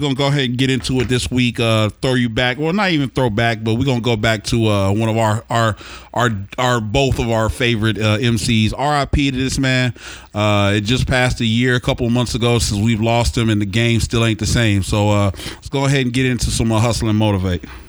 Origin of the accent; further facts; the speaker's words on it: Oklahoma City, Oklahoma, United States; I grew up in Oklahoma City